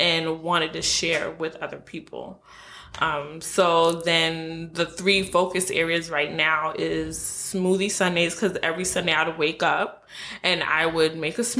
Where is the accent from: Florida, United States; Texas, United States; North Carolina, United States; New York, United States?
New York, United States; New York City; I am originally from Brooklyn, but my parents are of Haitian descent, so I really consider myself Haitian